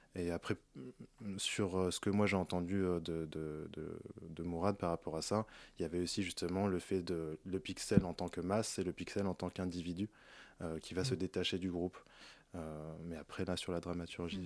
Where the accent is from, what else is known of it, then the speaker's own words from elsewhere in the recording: Paris, Île-de-France, France; j'ai grandi à Paris